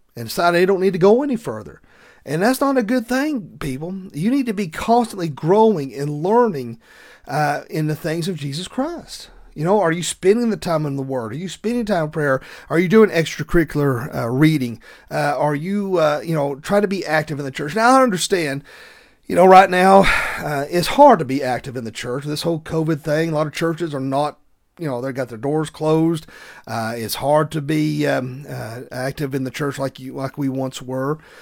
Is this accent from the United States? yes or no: yes; the South, United States; accent: thick Southern; my thick Southern accent